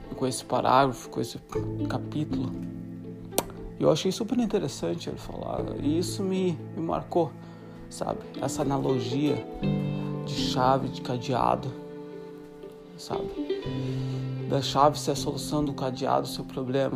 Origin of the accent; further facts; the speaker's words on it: Brazil; a gente é brasileiro